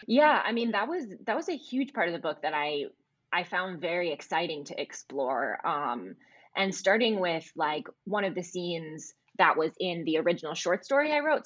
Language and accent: English; Midwest, United States; I'm from the Midwest